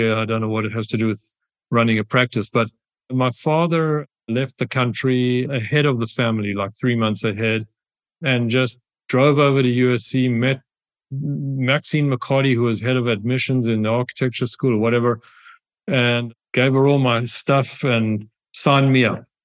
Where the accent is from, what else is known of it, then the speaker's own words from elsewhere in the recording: South Africa; accent: South African; moved away as an adult; now in United States; My accent is South African, in case you and the audience is wondering. So I grew up in South Africa. I left South Africa when I was 18 years old to come to the United States